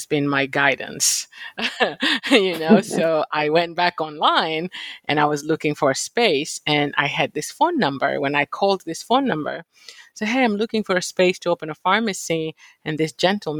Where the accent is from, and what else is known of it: Kenya; born or raised there; moved away as an adult; also born or lived in Virginia / Philadelphia; now in United States